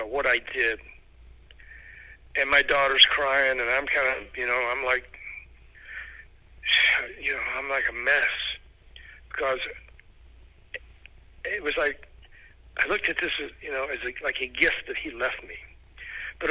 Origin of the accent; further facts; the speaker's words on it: Memphis, Tennessee, United States; moved away; my hometown of Memphis